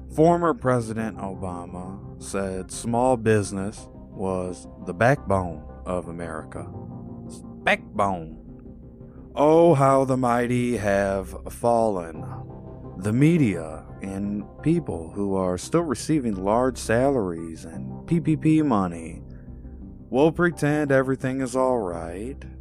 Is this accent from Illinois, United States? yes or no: yes; Illinois, United States; my home state of Illinois